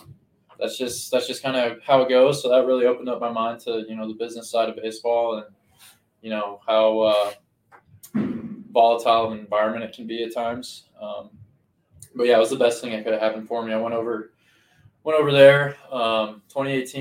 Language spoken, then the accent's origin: English; Denver, Colorado, United States; I'm from Denver